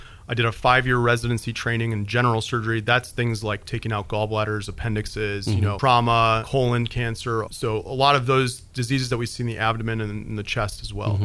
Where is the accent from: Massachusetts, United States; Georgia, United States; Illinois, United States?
Illinois, United States; Peoria; moved away as an adult; now in Hendersonville, United States; I'm from Peoria, Illinois, which is, you know, a town about the size of Hendersonville in central Illinois